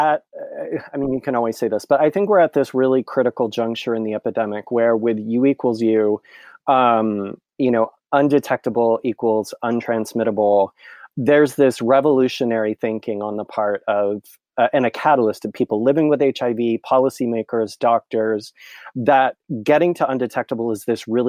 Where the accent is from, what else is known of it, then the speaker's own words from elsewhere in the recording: California, United States; I was born and raised in a small cow town in the Central Valley of California.